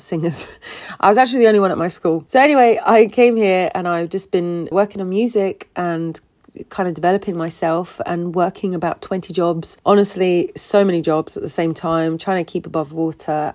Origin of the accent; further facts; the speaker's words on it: Switzerland; moved away as an adult; now in London, United Kingdom; originally from Switzerland. I grew up in Switzerland and then I came to London about six years ago.